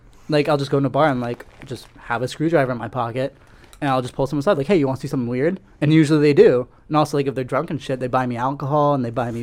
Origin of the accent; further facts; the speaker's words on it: West Des Moines, Iowa, United States; also born or lived in Germany / Cedar Rapids, Iowa; so I was born in Germany, lived there for about 4 years just because we were military. My dad was stationed over there. My whole family was there for a couple of years. And then I moved to Cedar Rapids for a year, and then I came to West Des Moines